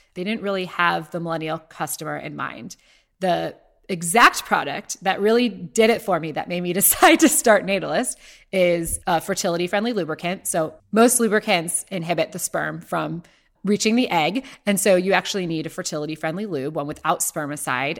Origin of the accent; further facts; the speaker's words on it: Ohio, United States; moved away; my story starts in Ohio, where I was born and raised